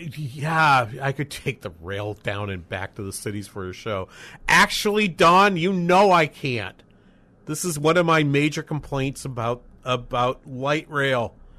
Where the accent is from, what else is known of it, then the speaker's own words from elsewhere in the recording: New England, United States; moved away as an adult; also born or lived in Los Angeles / Boston; now in St. Cloud, United States; I lived, I grew up in New England